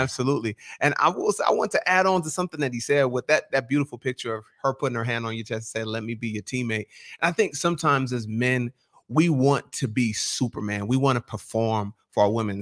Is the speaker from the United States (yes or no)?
no; Nigeria; Bro, I'm a Nigerian.